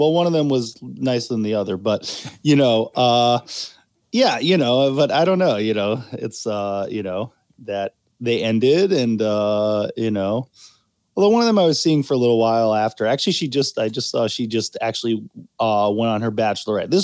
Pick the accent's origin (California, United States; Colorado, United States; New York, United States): New York, United States; also born or lived in Baltimore; I'm originally from New York. I'm one of like the rare indigenous creatures